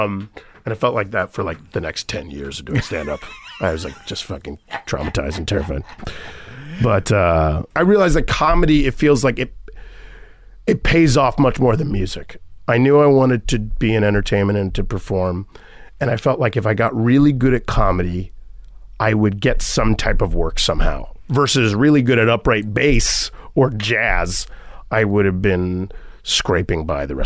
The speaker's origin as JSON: {"language": "English", "region": "Florida", "country": "United States", "tie": "born or raised there", "said": "Because Florida, growing up in Florida, it was so segregated and racist and anti-Semitic and anti-Haitian."}